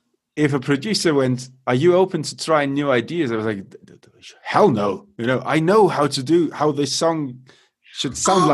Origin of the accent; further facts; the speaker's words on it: Munich, Bavaria, Germany; born there; So I'm half British, half German. So I never considered myself German in any way. So I kind of look at them from an outward perspective. I was born in Munich, by the way, so I'm probably more German than I want to admit.